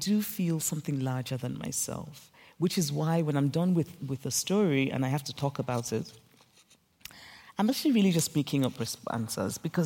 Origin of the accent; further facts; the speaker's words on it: Nigeria; I grew up in Nigeria